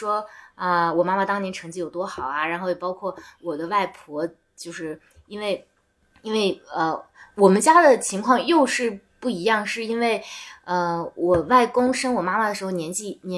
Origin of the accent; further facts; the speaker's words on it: Gansu, China; 我们说那我们原本就是甘肃省的人嘛，他们说啊不是，我们是从外地迁来的。